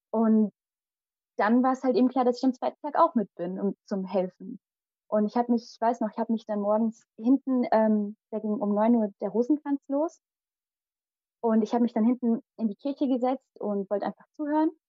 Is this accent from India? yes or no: yes; Kerala, India; first language Malayalam; German is a second language; das ist unsere, also meine Muttersprache, die Sprache in Kerala.